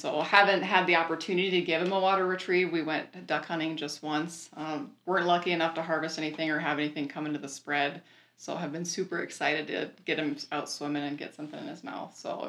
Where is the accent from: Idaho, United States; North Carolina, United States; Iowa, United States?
Iowa, United States; Loess Hills, Western; moved away; also born or lived in South Dakota; So I grew up in Western Iowa in the Les Hills. Have beautiful oak savannas in part of that Iowa.